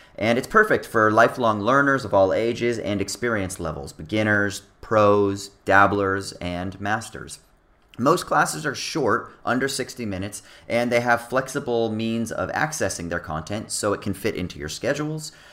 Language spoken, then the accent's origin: English; Orange County, California, United States; I'm from Orange County